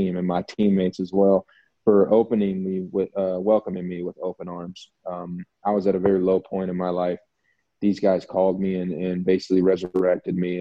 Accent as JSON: {"language": "English", "region": "the South", "country": "United States", "tie": "born or raised there", "also_born_or_lived": "Alabama / Louisiana", "moved": "as an adult", "lives_now": "Mexico", "said": "I grew up in the South. I was raised in the South, and And I went to college in the South"}